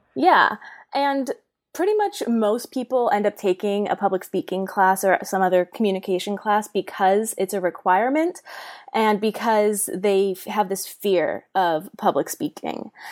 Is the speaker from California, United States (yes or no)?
yes; Bay Area, California, United States; I am from the Bay Area, born and raised um, in California